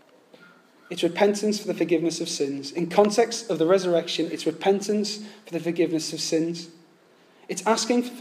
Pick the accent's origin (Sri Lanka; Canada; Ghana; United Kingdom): United Kingdom; now in London, United Kingdom; I know we're English, and especially in the South